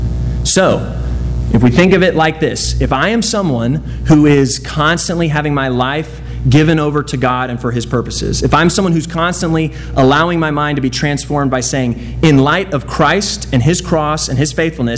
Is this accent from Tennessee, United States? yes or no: no; Dallas, Texas, United States; I grew up in Dallas. I gotta like the Cowboys.